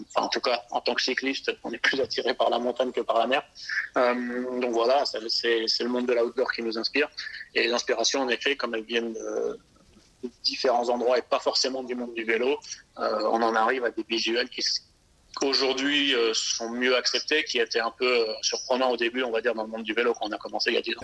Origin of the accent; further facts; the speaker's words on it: Alsace, Grand Est, France; moved away as an adult; now in Nice, France; je suis alsacien d'origine